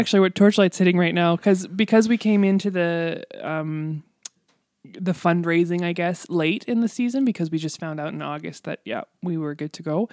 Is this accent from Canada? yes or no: yes; Canada; I love being Canadian, and I love where I live, and, and there, there is no place like home, really